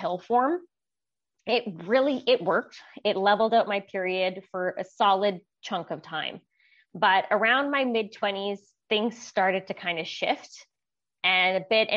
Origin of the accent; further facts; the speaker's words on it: Vancouver, British Columbia, Canada; moved away as an adult; now in Okanagan, Canada; I'm originally from Vancouver, BC, Canada. I recently relocated up to the Okanagan